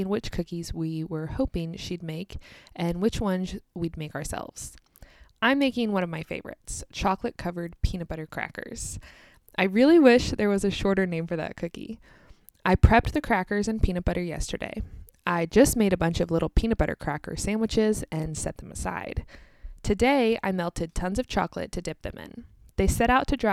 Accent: United States; also born or lived in Kansas

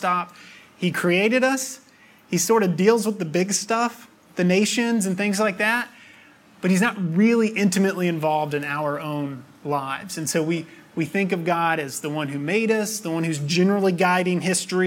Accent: near the Appalachian Mountains, United States; I grew up near the Appalachian Mountains.

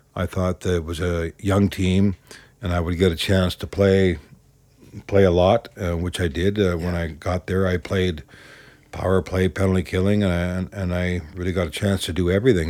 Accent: Vancouver, British Columbia, Canada; moved away; I grew up in East Vancouver

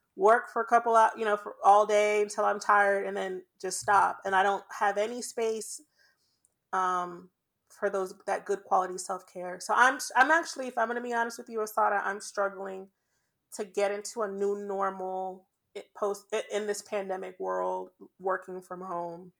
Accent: Jamaica; I'm Jamaican

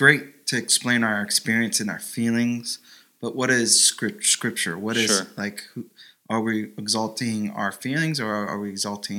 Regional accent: Orlando, Florida, United States; Orlando, Florida.

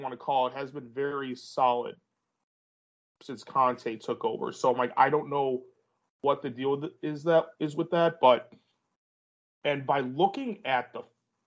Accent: United States; I'm American

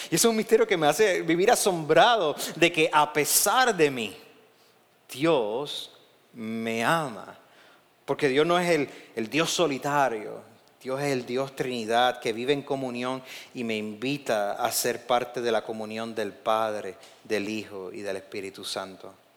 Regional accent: Puerto Rico; en Puerto Rico estamos bien pegaditos de Estados Unidos

